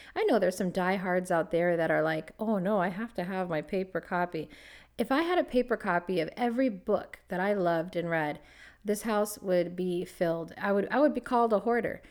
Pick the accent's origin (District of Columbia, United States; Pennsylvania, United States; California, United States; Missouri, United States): California, United States; Los Angeles; moved away as an adult; also born or lived in Toronto, Canada; I'm from Los Angeles